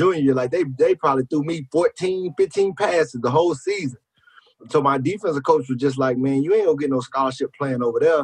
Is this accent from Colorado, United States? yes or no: no; Brandon, Mississippi, United States; also born or lived in Collins, Mississippi; Brandon, Mississippi, man. I was raised in Brandon. I was born in Collins, Mississippi, which is an hour away